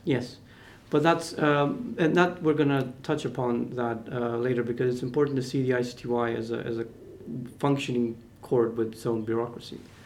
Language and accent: English; North Macedonia; I'm from Macedonia, so that's former Yugoslavian republic.